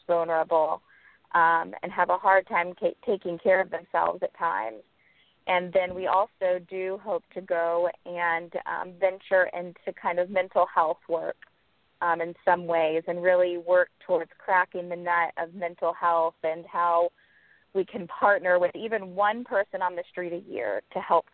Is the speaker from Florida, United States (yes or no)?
yes; Naples, Florida, United States; now in Miami, United States; I grew up in Naples, Florida